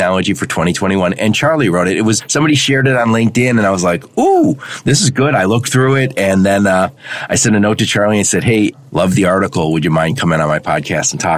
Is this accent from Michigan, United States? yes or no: yes; Dearborn, Michigan, United States; I grew up in Dearborn, Michigan, where we had to play sports